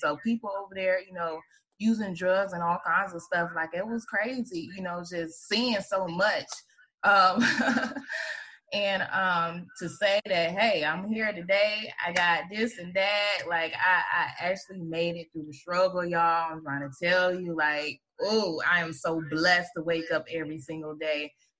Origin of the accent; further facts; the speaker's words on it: Atlanta, Georgia, United States; I think Gwen, I grew up on Bankhead too. Okay, so listen, baby, I had an awesome childhood, but you know, being and living in that area, you've seen a lot as a child.